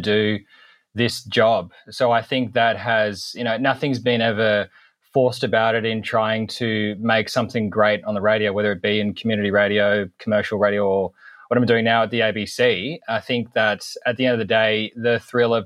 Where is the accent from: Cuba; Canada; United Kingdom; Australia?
Australia; Sydney, New South Wales; moved away as an adult; also born or lived in Brisbane / Gold Coast / Sunshine Coast / Queensland; now in Albany, Australia; I grew up in Sydney and spent some time in Brisbane.